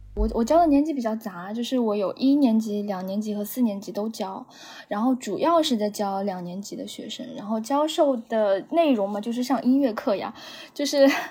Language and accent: Chinese; Anhui, China; now in Shanghai, China; 我老家是安徽